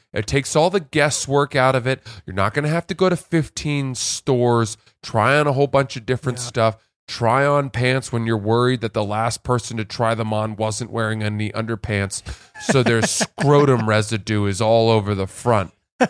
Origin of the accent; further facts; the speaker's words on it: Maine, United States; also born or lived in New Jersey; But I lived in Maine my whole life. I was born in Jersey.